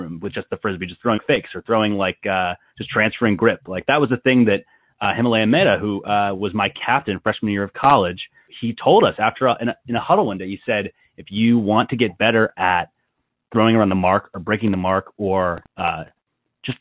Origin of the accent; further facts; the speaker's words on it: outside of Philadelphia, Pennsylvania, United States; I grew up outside of Philly.